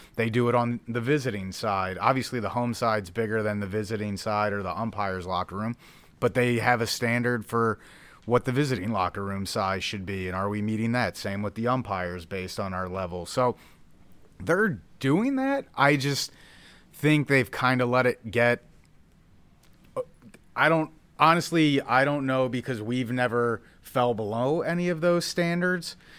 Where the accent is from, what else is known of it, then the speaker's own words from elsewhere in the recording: Philadelphia, Pennsylvania, United States; moved away; I grew up in Philadelphia, so I'm a diehard Phillies fan at heart